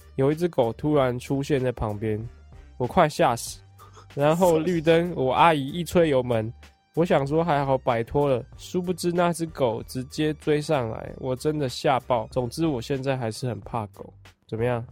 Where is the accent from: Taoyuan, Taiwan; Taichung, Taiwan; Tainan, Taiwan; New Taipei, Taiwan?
New Taipei, Taiwan; Wugu; also born or lived in Sanchong, New Taipei; 我小学在五